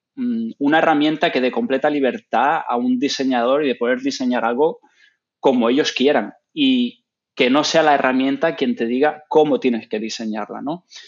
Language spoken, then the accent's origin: Spanish; Gran Canaria, Canary Islands, Spain; moved away as an adult; also born or lived in Ireland / England / The Hague, Netherlands / Nanjing, China; donde yo soy originalmente, de Gran Canaria